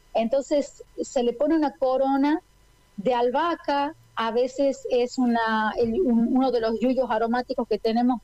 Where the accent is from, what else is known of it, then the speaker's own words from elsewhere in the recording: La Rioja, Argentina; yo también como riojana